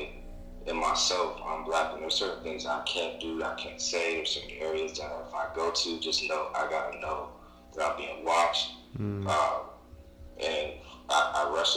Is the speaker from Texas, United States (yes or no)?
yes; Austin, Texas, United States; I grew up in the South. I'm from Austin, Texas